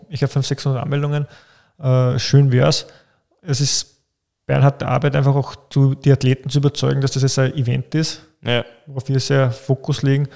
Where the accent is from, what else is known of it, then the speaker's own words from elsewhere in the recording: Austria; bei uns in Österreich